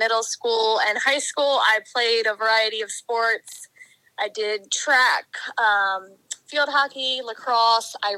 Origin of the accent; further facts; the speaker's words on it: Lancaster, Pennsylvania, United States; I am from Lancaster, Pennsylvania, home of the Amish